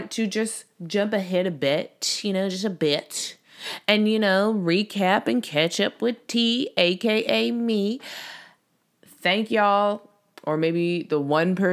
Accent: Canada; as a Canadian

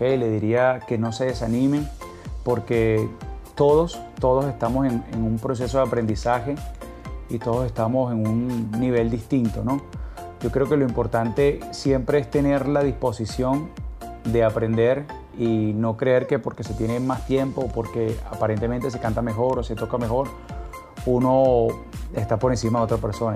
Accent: Caracas, Capital District, Venezuela; Soy de Caracas, Venezuela, nací en Caracas y me encuentro en estos momentos en Caracas, Venezuela.

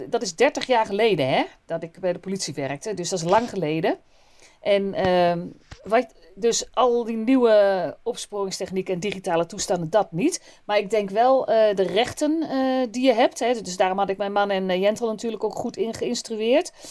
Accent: Gelderland, Netherlands; Gewoon deurdonderen. Ik kom uit de Achterhoek. Gewoon donderen, hè?

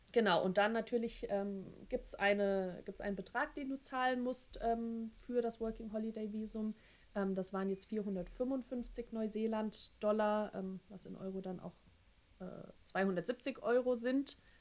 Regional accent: Germany

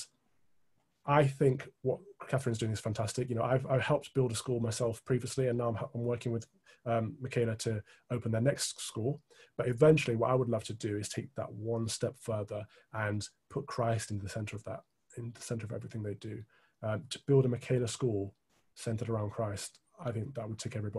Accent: Midlands, United Kingdom; where we grew up in the Midlands

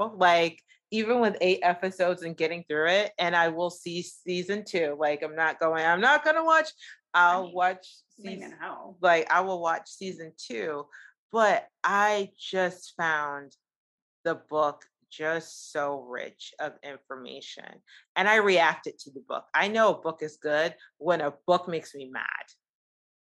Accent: United States; as an American

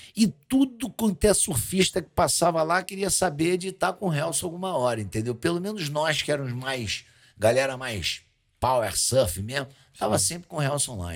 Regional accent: Rio de Janeiro, Brazil; eu sou carioca, criado na Lagoa, debaixo da favela Santa Marta

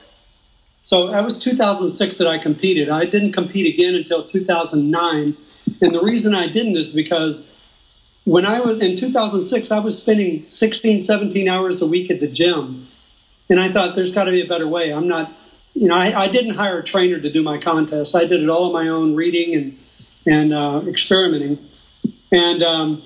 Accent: Austin, Texas, United States; moved away as an adult; also born or lived in southern Mexico; now in Mexico; I'm from Austin, Texas, born and raised there

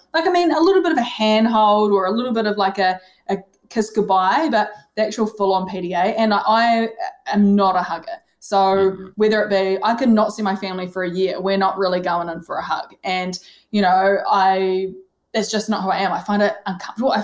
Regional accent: Gore, Southland, New Zealand; now in Geelong, Australia; I'm from Gore. It is the country capital of New Zealand.

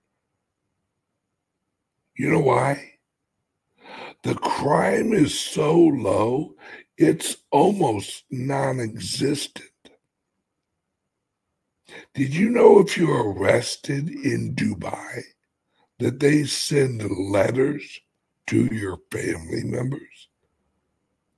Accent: United States; I'm an American

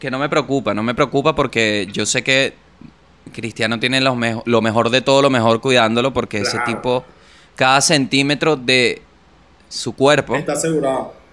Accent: Venezuela; Siendo venezolano.

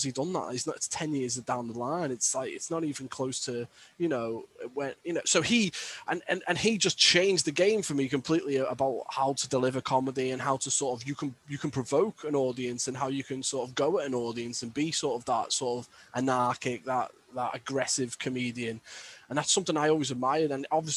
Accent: Birkenhead, North West England, United Kingdom; I always use comedy as a defense mechanism growing up in Birkenhead

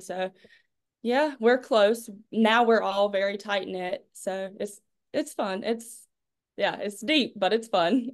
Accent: Clinton, North Carolina, United States; I'm from Clinton, North Carolina, little Farmville area, 1A school, super small.

